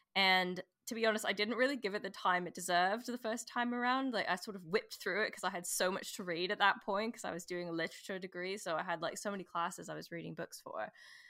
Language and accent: English; Canada; now in London, United Kingdom; I'm Canadian, if you notice the weird accent.